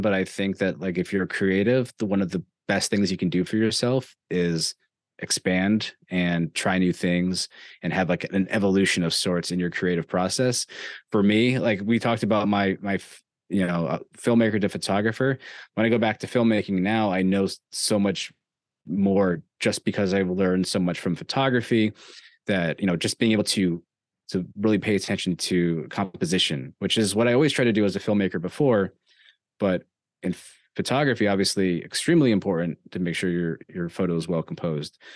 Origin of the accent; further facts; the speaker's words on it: New York, United States; growing up in New York, I am a Yankees fan